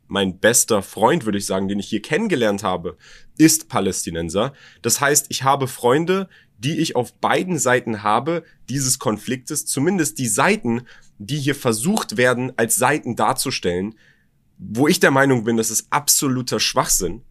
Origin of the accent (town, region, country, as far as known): Berlin, Germany; born or raised there